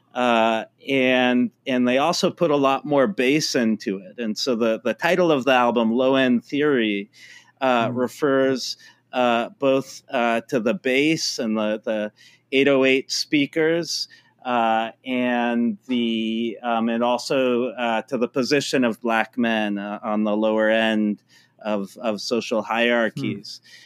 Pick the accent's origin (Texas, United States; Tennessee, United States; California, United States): California, United States; Palo Alto; I grew up in uh, Palo Alto, California